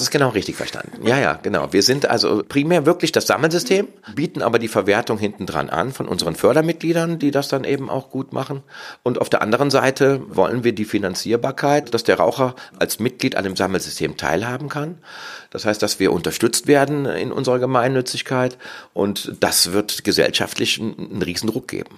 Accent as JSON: {"language": "German", "town": "Cologne", "region": "North Rhine-Westphalia", "country": "Germany", "said": "Ich bin aus Köln und lebe auch in Köln"}